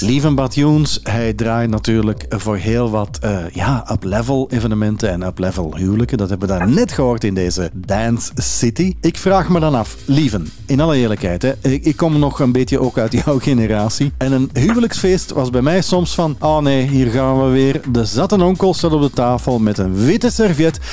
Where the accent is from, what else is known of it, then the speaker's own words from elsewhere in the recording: Antwerp, Flanders, Belgium; bij ons in Antwerpen